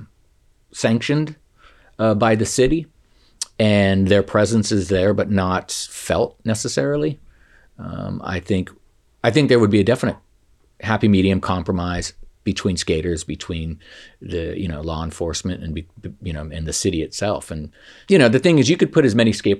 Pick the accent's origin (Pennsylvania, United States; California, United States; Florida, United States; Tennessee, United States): California, United States; San Francisco; I'm from San Francisco, California, USA, planet Earth